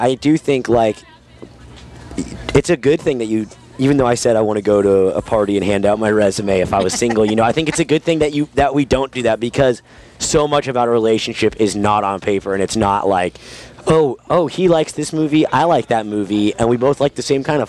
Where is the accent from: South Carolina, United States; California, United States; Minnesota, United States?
California, United States; My current girlfriend was born in France, and I'm from Southern California, so.